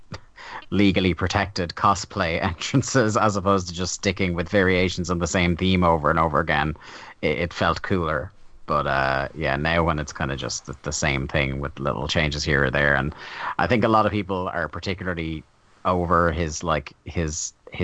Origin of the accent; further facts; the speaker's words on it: Ireland; maybe it's because I'm Irish